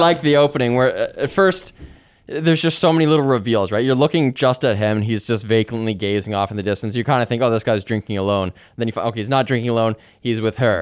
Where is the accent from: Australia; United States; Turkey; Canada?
Canada; As a Canadian, I'm international